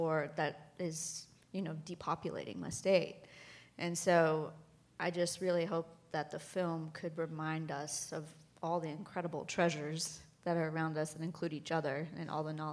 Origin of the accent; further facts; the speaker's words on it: West Virginia, United States; I'm from West Virginia